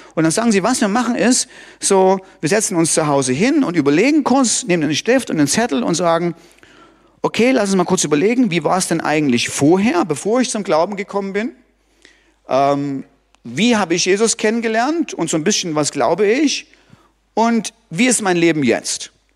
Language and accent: German; Germany; bei uns in Deutschland